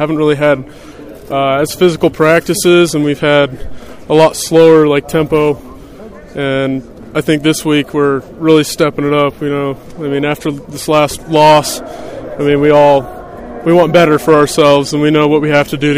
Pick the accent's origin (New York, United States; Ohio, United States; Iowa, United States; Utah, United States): Utah, United States; Salt Lake City; I grew up in Salt Lake and right next to the U